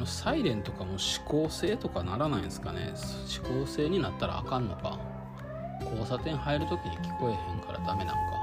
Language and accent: Japanese; Kyoto, Japan; moved away; 京都で生まれて京都で育ってでその時から出たかったんですよ